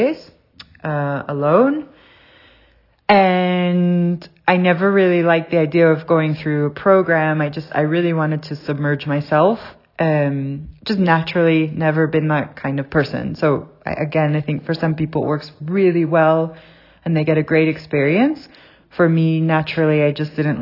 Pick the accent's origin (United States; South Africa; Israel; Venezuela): South Africa; moved away; also born or lived in Southern California; I grew up in South Africa